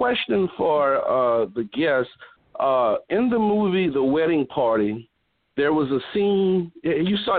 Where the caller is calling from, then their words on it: New Orleans, Louisiana, United States; I'm calling from New Orleans.